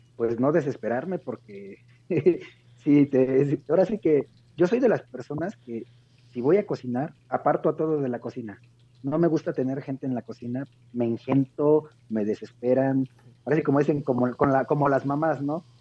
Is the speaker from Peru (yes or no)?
no; Oaxaca, Mexico; now in Puebla, Mexico; en mi tierra, en Oaxaca